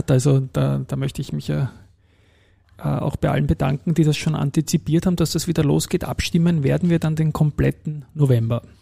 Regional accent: Austria; bin natürlich saustolz gewesen, das in der Dachregion als Österreicher zweimal gewonnen zu haben.

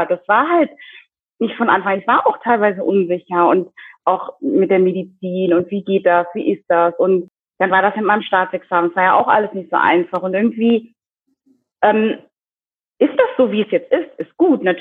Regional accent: DR Congo; ich meine, jetzt habe ich das ja gesagt, ich komme aus der Demokratischen Republik Kongo und ich glaube, dass auch ich also wie so einen neuen Meilenstein gesetzt habe in meiner Community

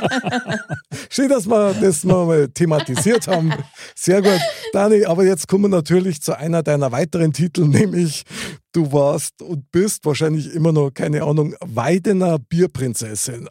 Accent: Bavaria, Germany; ich komme aus Bayern

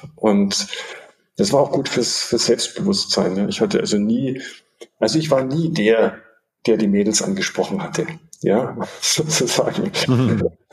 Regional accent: Munich, Bavaria, Germany; ich bin äh, in München aufgewachsen, geboren und aufgewachsen

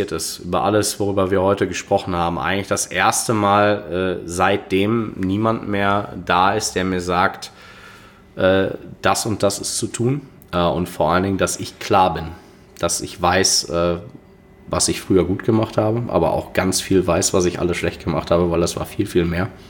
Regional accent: Dortmund, North Rhine-Westphalia, Germany; es ist meine Heimatstadt. Das äh, ich bin vor ein paar Jahren zurück nach Dortmund gekommen.

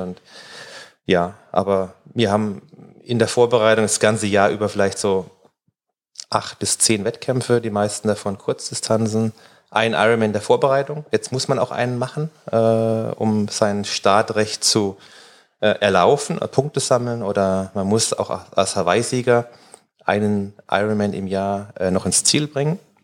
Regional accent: Dörlesberg, Baden-Württemberg, Germany; now in Mannheim, Germany; auf dem Dorf, wo ich groß geworden bin, in Dördesberg, das sind 600 Einwohner

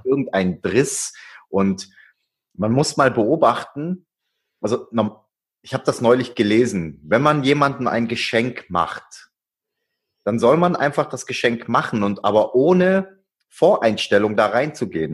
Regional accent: Swabia, Germany; ich bin ein Schwabe

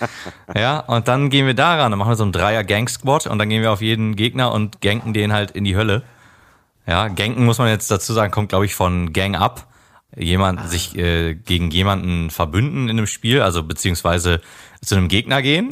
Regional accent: Germany; bei uns in Deutschland

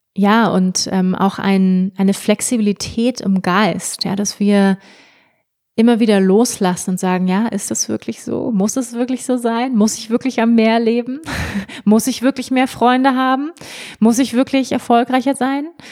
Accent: Germany; moved away as an adult; also born or lived in Bali; now in Bavaria, Germany; wo ich geboren wurde in Deutschland

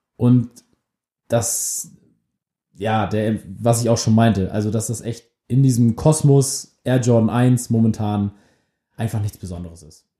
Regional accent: Germany; wir sind beide aus der Nähe von Hamburg

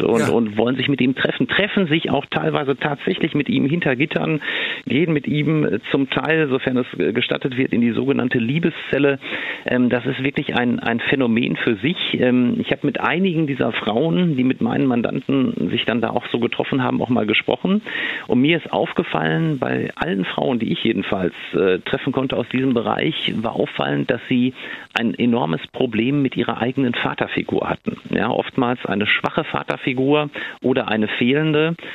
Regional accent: Ruhr area, North Rhine-Westphalia, Germany; hier bei uns im Ruhrgebiet

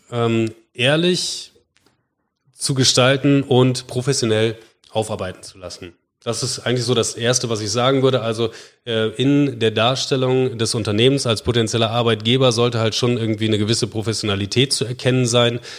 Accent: Bremen, Germany; Entschuldigung, nicht gebürtiger Bremer, ich bin Bremer

